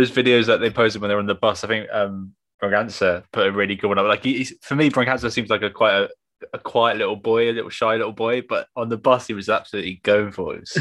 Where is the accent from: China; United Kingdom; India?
United Kingdom; England; we're both English football fans